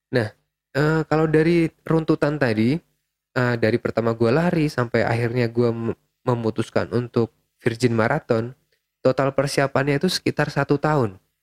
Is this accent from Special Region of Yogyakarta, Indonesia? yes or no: yes; Yogyakarta, Special Region of Yogyakarta, Indonesia; gue mau pulang kampung gitu kan gue kan dari Jogja